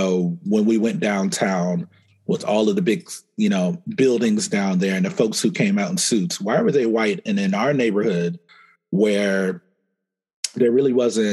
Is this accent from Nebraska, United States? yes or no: yes; Omaha, Nebraska, United States; I grew up in Omaha, Nebraska